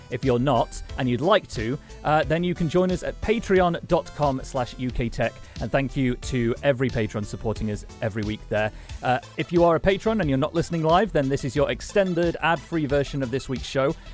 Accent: Sheffield, Yorkshire and the Humber, United Kingdom; I was born in Sheffield, so it's a great opportunity to talk about the place I was born.

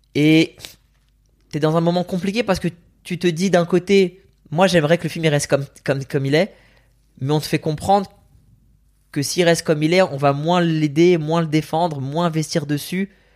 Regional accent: France; French is a second language; also born or lived in Iran; moi je suis en France petit

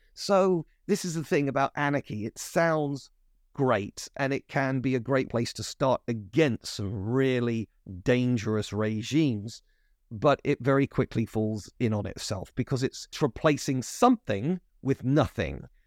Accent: United Kingdom

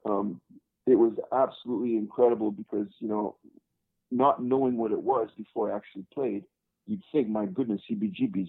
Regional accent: Montreal, Quebec, Canada; moved away; I'm originally from Montreal, Canada. I was born in the Great White North

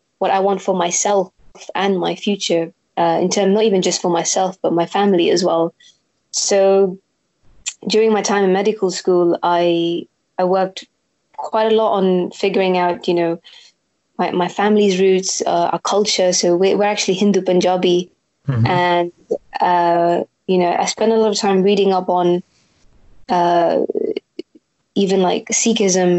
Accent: Gibraltar; moved away as an adult; also born or lived in Prague, Czech Republic; now in London, United Kingdom; I was born and raised in Gibraltar

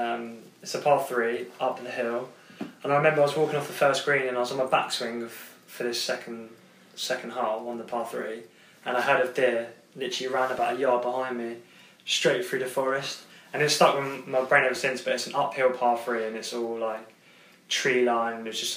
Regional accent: South Africa; Sif Ifrika. I'm from Sif Ifrika.

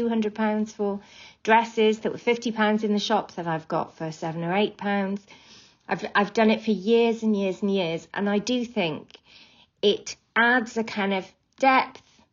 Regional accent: Wales, United Kingdom; I'm from Wales

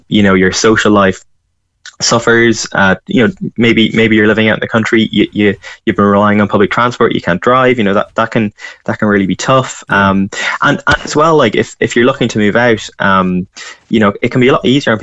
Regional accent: County Louth, Ireland; moved away as an adult; also born or lived in Cork; now in Dublin, Ireland; I'm from Louth

